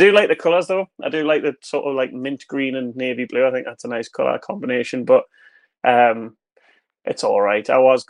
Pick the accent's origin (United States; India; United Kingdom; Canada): United Kingdom; Newcastle upon Tyne, North East England; growing up in Newcastle